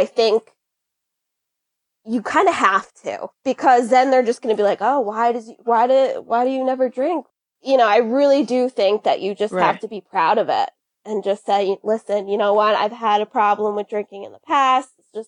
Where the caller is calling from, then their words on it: Connecticut, United States; I am in Connecticut in the United States.